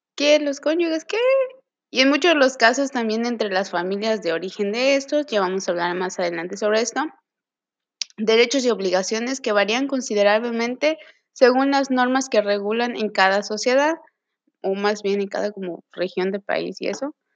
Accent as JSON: {"language": "Spanish", "town": "Mérida", "region": "Yucatán", "country": "Mexico", "said": "soy de Mérida, Yucatán"}